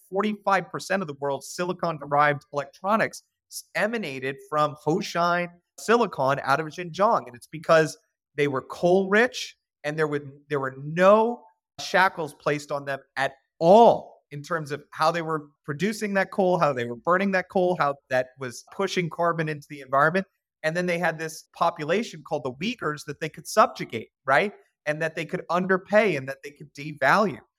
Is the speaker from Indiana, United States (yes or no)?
no; Boston, Massachusetts, United States; also born or lived in Cincinnati, Ohio; now in Richmond, Virginia, United States; I was born in Beth Israel Hospital, right in downtown Boston.